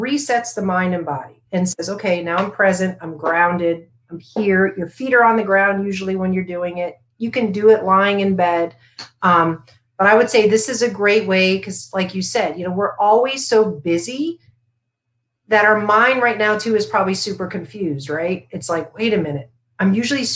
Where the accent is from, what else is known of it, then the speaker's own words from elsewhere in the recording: Florida, United States; I grew up in Florida